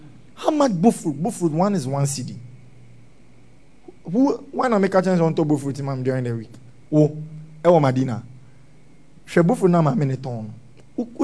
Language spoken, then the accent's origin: English; Ghana; We are Zongo boys. Yeah, we come from the Zongo